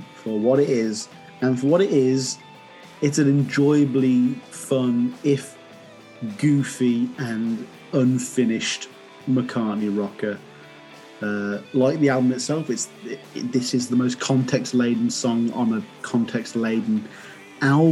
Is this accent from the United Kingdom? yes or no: yes; England, United Kingdom; I'm English